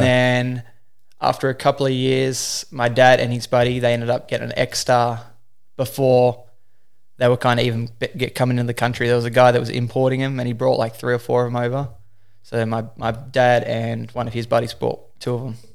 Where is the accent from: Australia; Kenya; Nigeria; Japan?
Australia; Newcastle, New South Wales; I'm from Newcastle, Australia. I started wakeboarding in two thousand five. I was eight years old